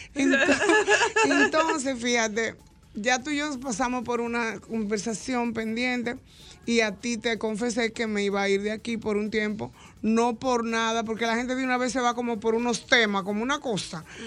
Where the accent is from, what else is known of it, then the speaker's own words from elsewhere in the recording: Cibao, Dominican Republic; also born or lived in San Francisco de Macorís; nosotros somos como del, del Cibao, Pavel, por un lado, porque también somos parte de San Francisco de Macorís de alguna manera o de la otra